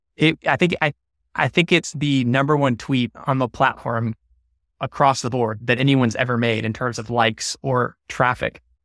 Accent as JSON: {"language": "English", "town": "Atlanta", "region": "Georgia", "country": "United States", "tie": "born or raised there", "said": "I grew up in Atlanta"}